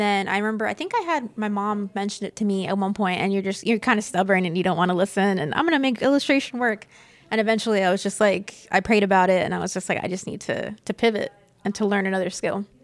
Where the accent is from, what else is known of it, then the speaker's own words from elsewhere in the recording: Citrus County, Florida, United States; also born or lived in Inverness; I grew up in Citrus County